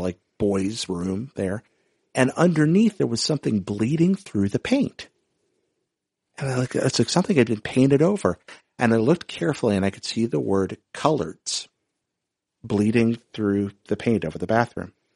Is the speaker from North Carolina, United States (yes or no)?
yes; North Carolina, United States; I grew up in North Carolina, and this was in the mid-nineteen nineties